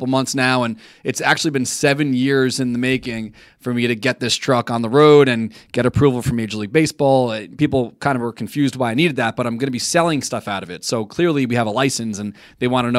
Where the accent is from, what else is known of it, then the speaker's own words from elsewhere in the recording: New York City, New York, United States; I grew up in Douglaston